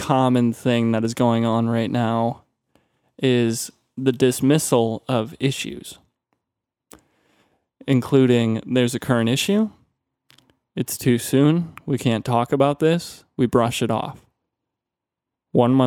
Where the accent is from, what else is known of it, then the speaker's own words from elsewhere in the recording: Minnesota, United States; moved away; my home state of Minnesota